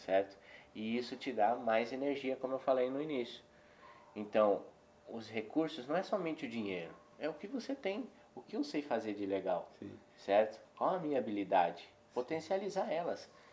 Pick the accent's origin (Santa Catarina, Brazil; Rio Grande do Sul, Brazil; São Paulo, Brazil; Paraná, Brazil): Paraná, Brazil; now in Belo Horizonte, Brazil; Eu sou paranaense